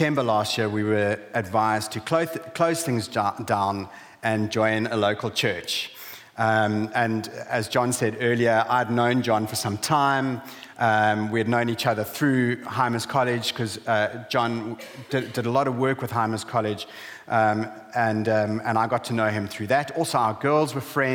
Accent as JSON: {"language": "English", "country": "South Africa", "also_born_or_lived": "Zambia", "moved": "as an adult", "lives_now": "Hull, United Kingdom", "said": "We're originally from South Africa, and in 2009 we moved from South Africa to Zambia"}